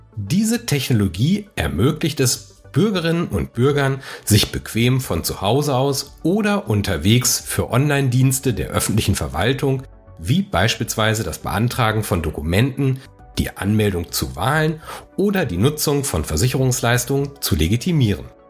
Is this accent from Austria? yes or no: no; Germany; bei uns in Deutschland